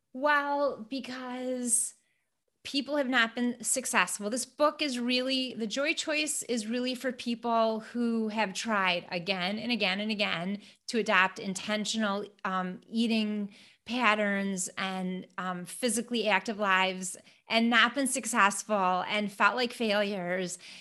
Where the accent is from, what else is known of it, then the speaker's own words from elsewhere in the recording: Flint, Michigan, United States; I'm from Flint, Michigan, and you know, I grew up in a place that was very kind